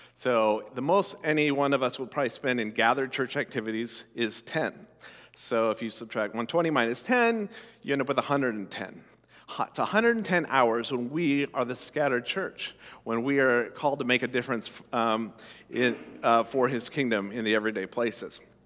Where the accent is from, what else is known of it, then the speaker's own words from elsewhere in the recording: Colorado, United States; I grew up in Colorado, uh, you know, landlocked state